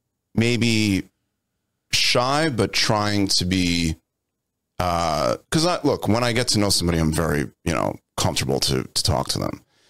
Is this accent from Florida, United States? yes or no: no; Long Island, New York, United States; Born and raised in Long Island, New York.